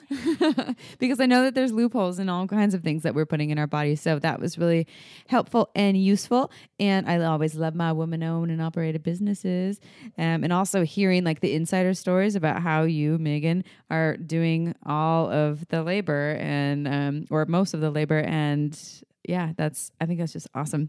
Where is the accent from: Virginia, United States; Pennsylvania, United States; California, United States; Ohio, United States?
California, United States; Santa Cruz; She moved to Santa Cruz, my hometown.